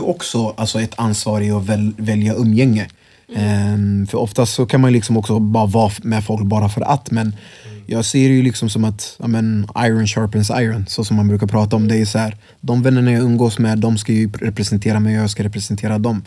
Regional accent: Örebro, Örebro County, Sweden; also born or lived in Congo; jag är från Vivalla från början också själv.

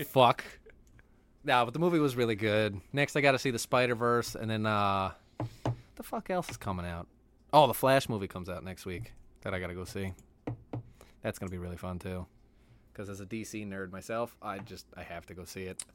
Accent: United States; I'm just American

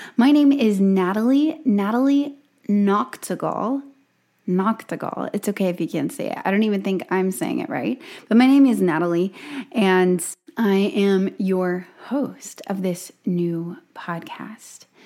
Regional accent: Gulf Coast of Alabama, United States; born and raised on the Gulf Coast of Alabama

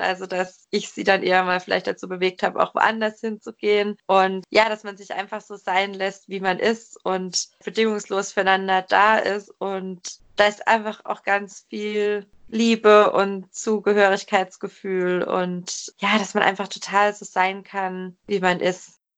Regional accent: Germany; moved away as an adult; also born or lived in Frankfurt; wir im gleichen Dorf aufgewachsen sind in Deutschland

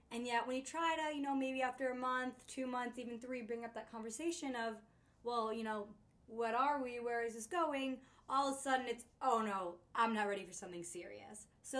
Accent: Connecticut, United States; moved away as an adult; now in New York City, United States; I'm originally from Connecticut, been living in the city for a few years now

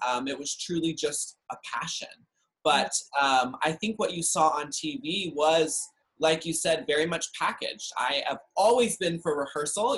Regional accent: Dallas, Texas, United States; I grew up in Dallas, Texas

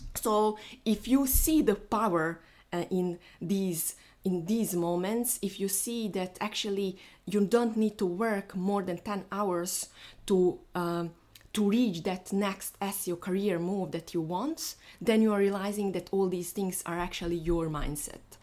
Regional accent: Bosnia & Herzegovina; moved away; I'm flying to my home because I am from Bosnia

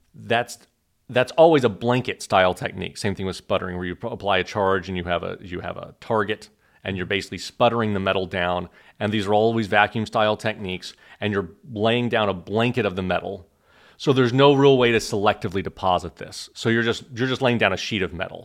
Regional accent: Oklahoma, United States; moved away as an adult; also born or lived in Killeen, Texas / Urbana-Champaign, Illinois / Cambridge, Massachusetts; now in Austin, United States; I was born in Killeen, so I'm a native Texan. I was raised in Oklahoma

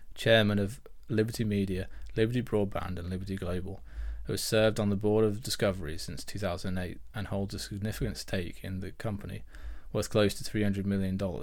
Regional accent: United Kingdom; I'm British

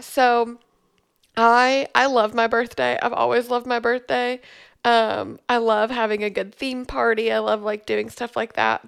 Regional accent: Memphis, Tennessee, United States; moved away as an adult; also born or lived in Bowling Green, Kentucky; now in Glasgow, Kentucky, United States; I grew up in Memphis, um, and then I moved to Bowling Green, Kentucky in two thousand twelve

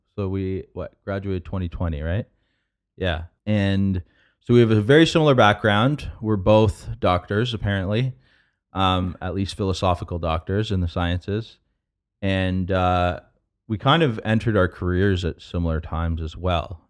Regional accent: London, Ontario, Canada; moved away as an adult; now in San Francisco, United States; growing up in London, Ontario

